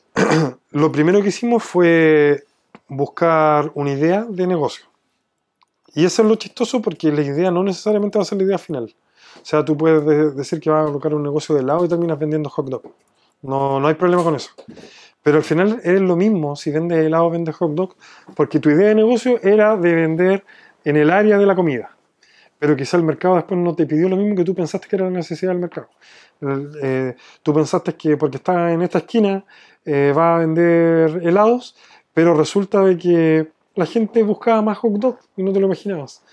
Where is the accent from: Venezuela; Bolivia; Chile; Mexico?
Chile; me fueron a preguntar de dónde era, les dije que de Chile